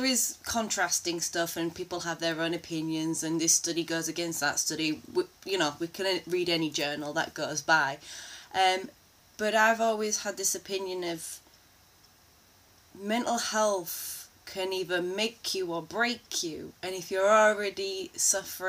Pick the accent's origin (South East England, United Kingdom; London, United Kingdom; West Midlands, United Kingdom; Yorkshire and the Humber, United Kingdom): Yorkshire and the Humber, United Kingdom; a Yorkshire lass